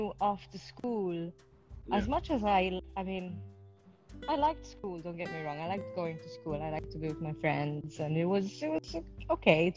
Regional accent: Malta; moved away; I'm originally from Malta

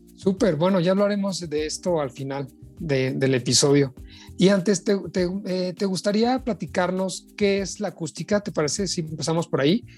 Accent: Mexico; aquí en nuestro país

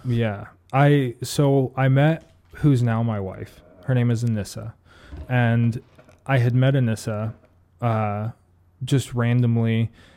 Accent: Ohio, United States; moved away; I'm from Ohio originally

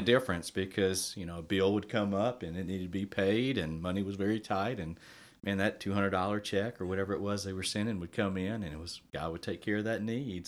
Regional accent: Lake Charles, Louisiana, United States; I'm from Lake Charles, so just north of Lake Charles

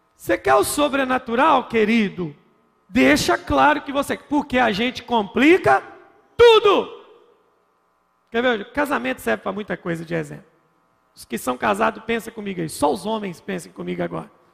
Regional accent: Minas Gerais, Brazil; como bom mineiro que sou

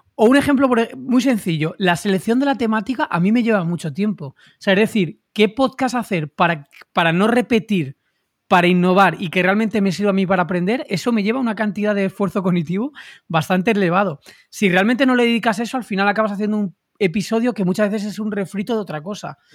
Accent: Madrid, Community of Madrid, Spain; madrileño, 38 años

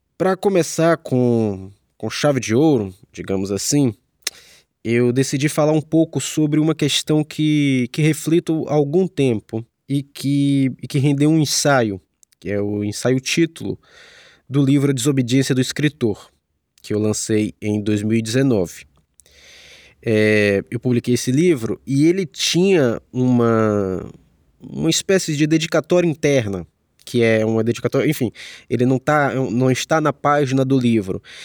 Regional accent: Salvador, Bahia, Brazil; moved away as an adult; now in Rio de Janeiro, Brazil; Eu sou de Salvador e foi lá que comecei a estudar e a trabalhar com arte

